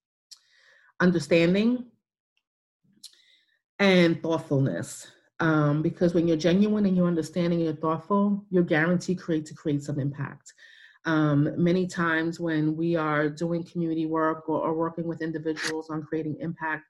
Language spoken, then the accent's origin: English; New York City, New York, United States; moved away; I'm a cityite. I'm from New York City, where the closest thing to a plant was my mother's plant garden in the window